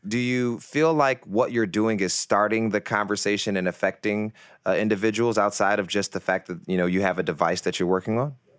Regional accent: Detroit, Michigan, United States; I'm from Detroit, actually, uh, from the east side of Detroit

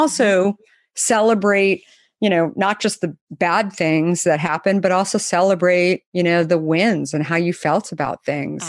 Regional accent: Arizona, United States; I grew up in Arizona

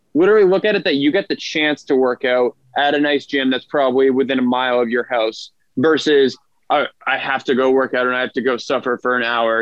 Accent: just outside of Boston, Massachusetts, United States; now in Long Beach, United States; I'm originally from Boston, well, just outside of Boston, Massachusetts

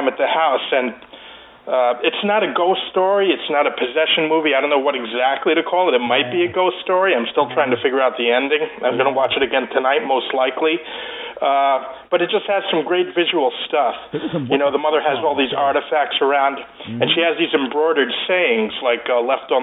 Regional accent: New York City, New York, United States; Growing up, I grew up in Queens

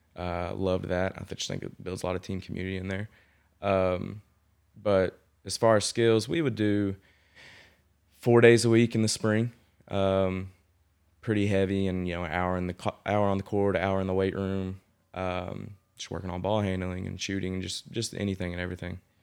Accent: Owen County, Kentucky, United States; I grew up in Owen County, um, which is on the other side of Frankfort from here

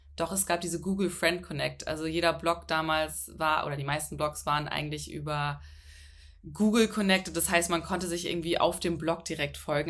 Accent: Hamburg, Germany; moved away as an adult; also born or lived in Munich; ich komme aus Hamburg, bin nach München gezogen für ein Praktikum

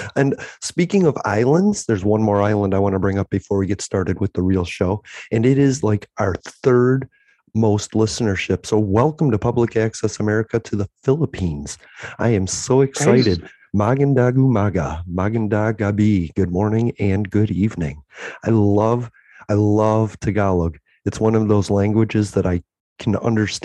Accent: United States; I'm American

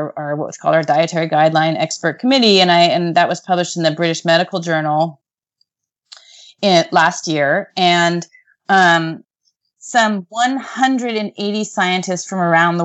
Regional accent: United States; as an American

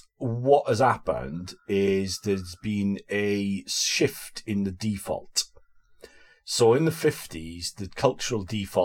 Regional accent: United Kingdom; we invented as British people

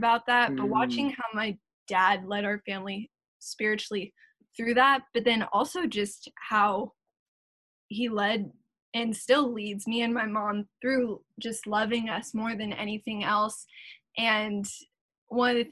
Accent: South Orange County, California, United States; also born or lived in Las Vegas, Nevada; I was born in Las Vegas, Nevada. We were not there for long though. My parents wanted to move us. And so I moved to California, specifically South Orange County, when I was two

